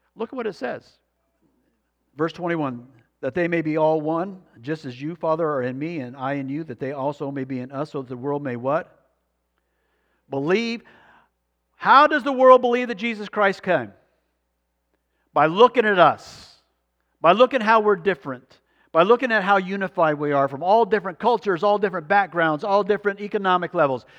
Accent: Arizona, United States; moved away; also born or lived in Alaska; we grew up in Arizona

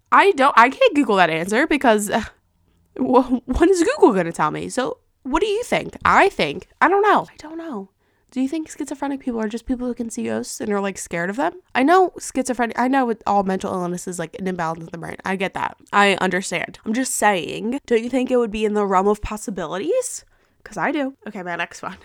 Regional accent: New Jersey, United States; I'm from New Jersey

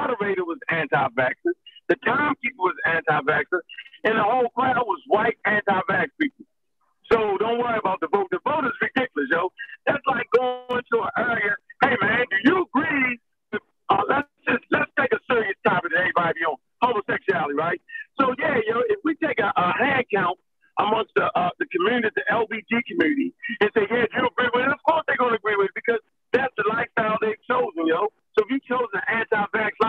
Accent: Baltimore, Maryland, United States; I'm a dude from Baltimore, Maryland

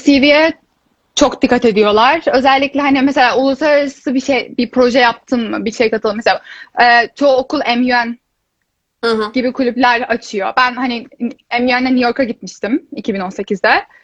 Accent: İzmir, Turkey; moved away as an adult; now in Tilburg, Netherlands

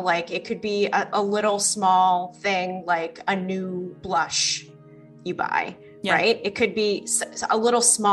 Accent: East Coast, United States; moved away; also born or lived in California; I'm originally from the East Coast

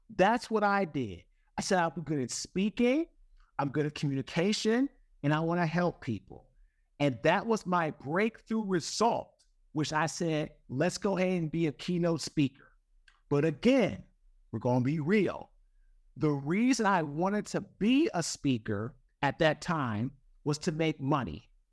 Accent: Washington, District of Columbia, United States; I'm from Washington, D C. I went to Saint John's College High School

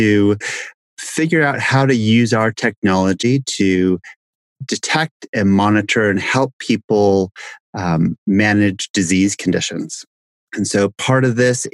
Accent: Southern California, United States; also born or lived in Bay Area, California / Baltimore, Maryland; I grew up in Southern California

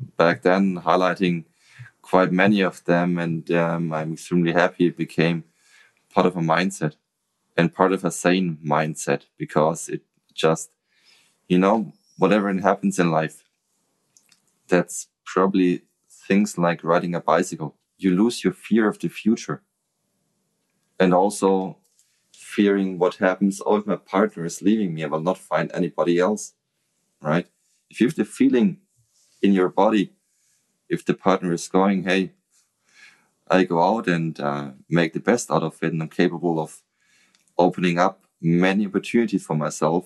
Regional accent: Nuremberg, Bavaria, Germany; English is a second language; I love Nuremberg. Mm. That's my hometown

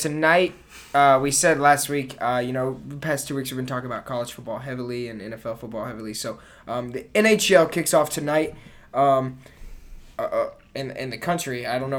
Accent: Southern West Virginia, United States; I'm from Southern West Virginia

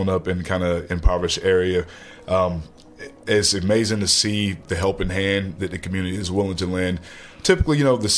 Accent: High Point, North Carolina, United States; now in Lynchburg, United States; I'm from originally High Point, North Carolina

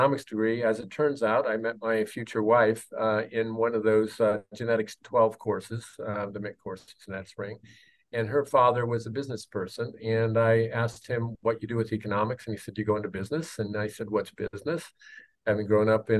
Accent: Sacramento, California, United States; I grew up in South Sacramento

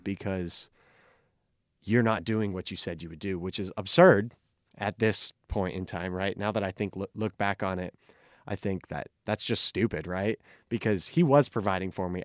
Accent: Phoenix, Arizona, United States; also born or lived in California; I grew up here in Phoenix

